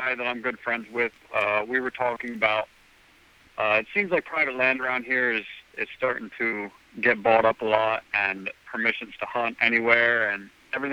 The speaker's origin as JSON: {"language": "English", "region": "Pennsylvania", "country": "United States", "tie": "born or raised there", "said": "I grew up in Pennsylvania"}